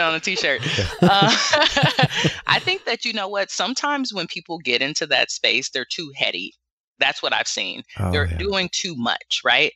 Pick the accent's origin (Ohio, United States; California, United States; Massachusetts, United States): California, United States; Los Angeles; now in Bay Area, United States; I grew up in South Central LA in the hood